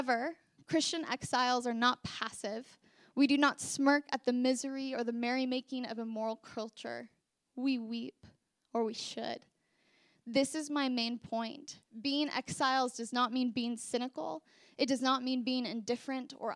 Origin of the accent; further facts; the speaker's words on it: Portland, Oregon, United States; now in Princeton, United States; I'm from Portland, Oregon, and in Portland, our idol is just straight hedonism